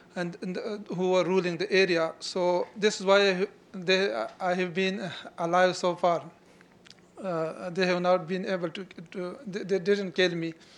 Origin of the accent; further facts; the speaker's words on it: tribal areas of Pakistan, Khyber Pakhtunkhwa, Pakistan; I'm from tribal areas of Pakistan.